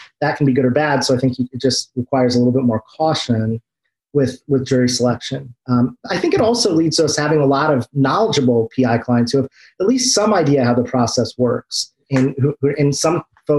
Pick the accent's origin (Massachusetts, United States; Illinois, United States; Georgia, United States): Illinois, United States; Central; moved away as an adult; also born or lived in Washington, District of Columbia, United States; Well, I'm from Central Illinois.